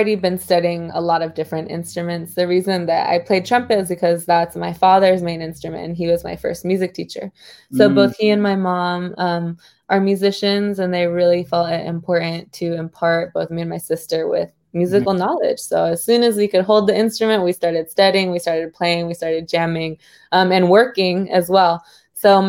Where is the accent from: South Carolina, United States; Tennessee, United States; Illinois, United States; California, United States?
California, United States; San Francisco; from California, San Francisco, born and raised in Bernal Heights